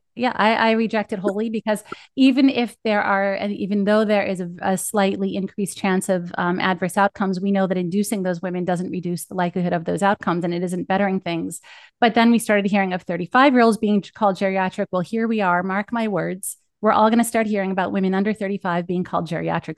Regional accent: Northeast, United States; accent: East Coast; I must sound like I'm from the Northeast

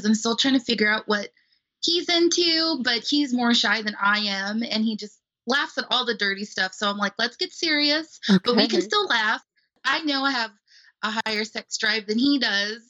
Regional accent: Los Angeles, California, United States; now in Missouri, United States; I grew up in Los Angeles, California

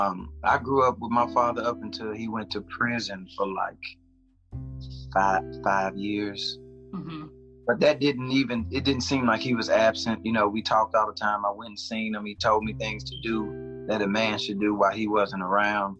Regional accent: Nashville, Tennessee, United States; I'm from Nashville, Tennessee, the north side of town

